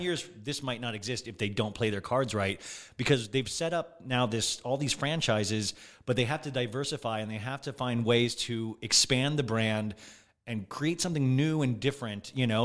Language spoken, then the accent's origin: English; Olathe, Kansas, United States; also born or lived in Los Angeles, California; now in West Hollywood, United States; Olathe, Kansas was where I grew up, a small town in Kansas